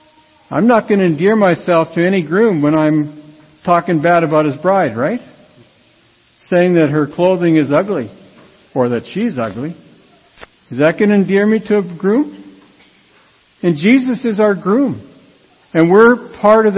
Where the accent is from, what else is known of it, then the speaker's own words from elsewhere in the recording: Radville, Saskatchewan, Canada; I grew up in Radville, Saskatchewan, and it was a town that was divided between French Catholic and English.